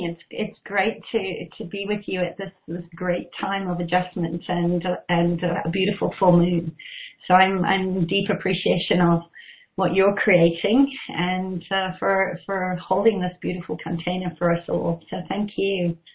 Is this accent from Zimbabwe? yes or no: yes; Zimbabwe; I grew up in Zimbabwe, and I always sort of felt like something was it was a war zone. There was a bush war going on, and it was the time of convoys